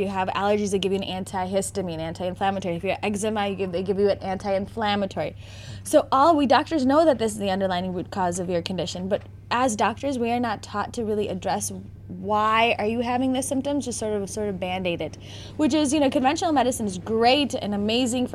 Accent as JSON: {"language": "English", "town": "Naperville", "region": "Illinois", "country": "United States", "tie": "born or raised there", "also_born_or_lived": "South Bend, Indiana", "said": "I have been born and bred in Naperville, Illinois."}